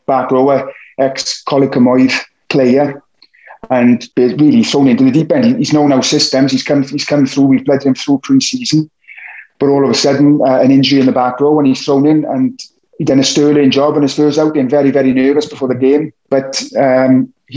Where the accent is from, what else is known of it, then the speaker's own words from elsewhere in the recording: Ebbw Vale, Wales, United Kingdom; I come from Ebbervale, so I would train with the Ebbervale seniors